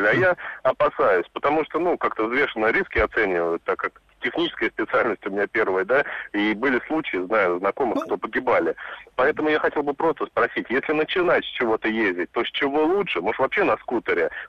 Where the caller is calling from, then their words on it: Moscow, Russia; …, я из Москвы, автомобилист.